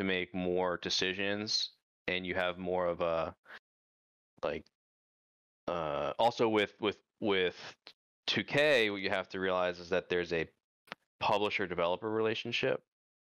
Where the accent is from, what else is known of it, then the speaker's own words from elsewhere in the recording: Pennsylvania, United States; moved away; I grew up in Pennsylvania.